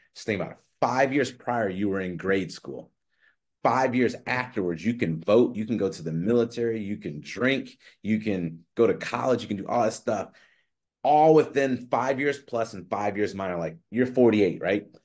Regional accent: Chicago, Illinois, United States; I'm from Chicago

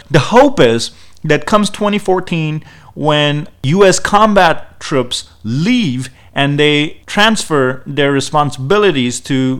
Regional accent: Pakistan; moved away; I'm from Pakistan originally

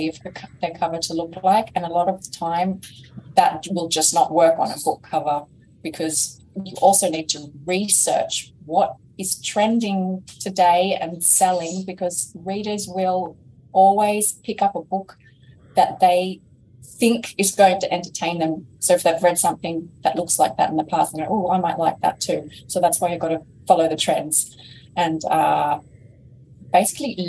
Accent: Australia; accent: Australian; my Australian accent.

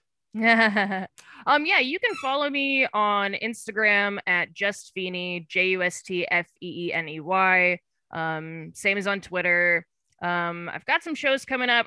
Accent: Woodbridge, Virginia, United States; now in New York City, United States; I grew up in Northern Virginia in a town called Woodbridge, which is about twenty minutes outside of D C.

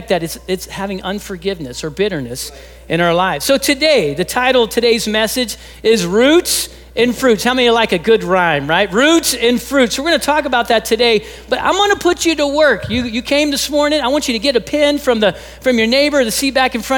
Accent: Texas, United States; I'm originally from Texas

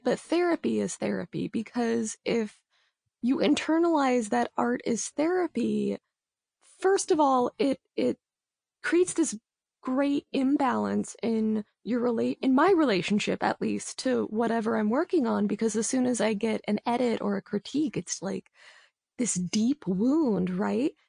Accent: Los Angeles, California, United States; I am a writer from Los Angeles

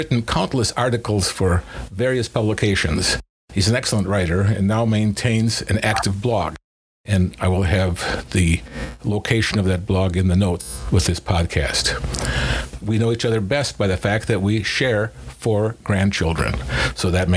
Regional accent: United States; I'm an American

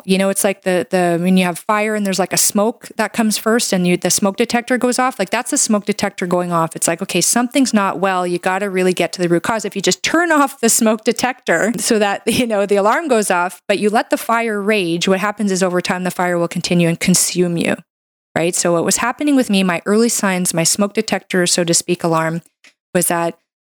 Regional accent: Canada; I'm a Canadian medical doctor

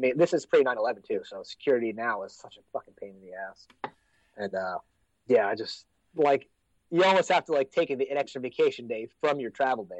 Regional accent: United States; accent: American; also born or lived in Mississippi / Oregon; I was like, I'm from the States.

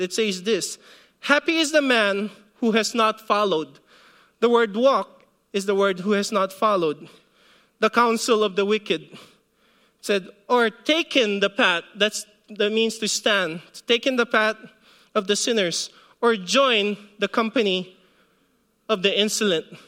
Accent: Philippines; moved away; when I was growing up in the Philippines

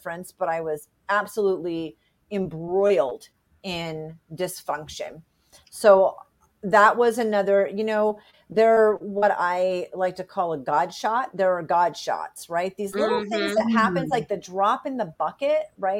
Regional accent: Rhode Island, United States; moved away; I did fly back to where I grew up in Rhode Island 21 years ago

